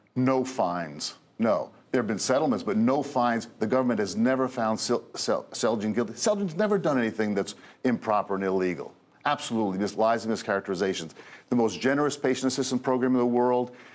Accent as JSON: {"language": "English", "area": "Hudson County", "region": "New Jersey", "country": "United States", "tie": "born or raised there", "also_born_or_lived": "Union County, New Jersey", "said": "I was born in Hudson County, grew up in Hudson County"}